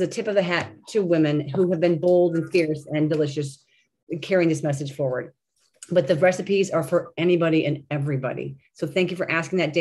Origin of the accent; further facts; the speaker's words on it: Cleveland, Ohio, United States; we're from Cleveland, Ohio.